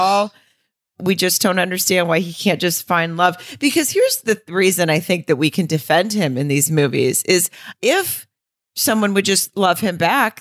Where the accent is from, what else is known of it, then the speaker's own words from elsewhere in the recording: Arkansas, United States; I grew up in Arkansas